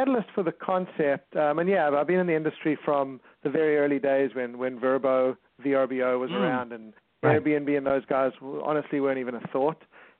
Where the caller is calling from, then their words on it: California, United States; I'm calling from Southern California. We have an office in Torrance.